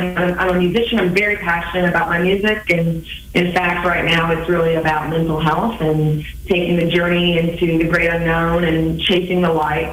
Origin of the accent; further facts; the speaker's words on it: Kansas City, United States; I'm from Kansas City, and for the past decade, I've been playing music around Kansas City and around the Midwest